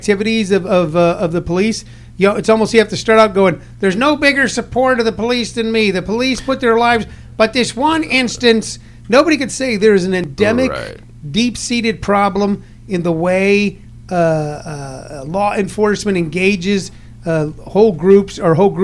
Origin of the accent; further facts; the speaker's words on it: Missouri, United States; I grew up in Missouri